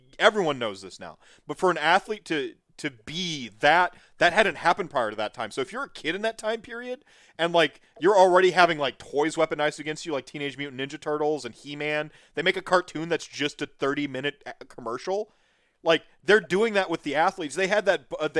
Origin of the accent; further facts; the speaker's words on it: Winona, Minnesota, United States; I'm a cheesehead from Winona, Minnesota.